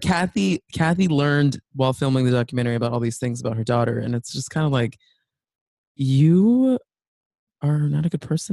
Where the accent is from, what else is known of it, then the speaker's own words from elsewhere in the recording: Texas, United States; I'm also from Texas